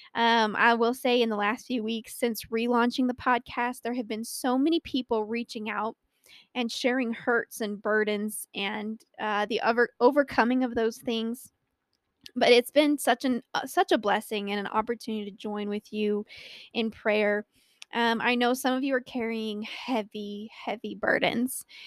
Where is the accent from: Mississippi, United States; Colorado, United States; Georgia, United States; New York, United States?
Colorado, United States; I was born and raised in Colorado and live here with my wonderful husband of six years.